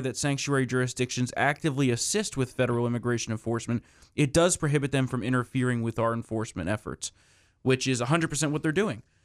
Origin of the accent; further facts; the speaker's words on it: New Jersey, United States; the state of New Jersey, my home state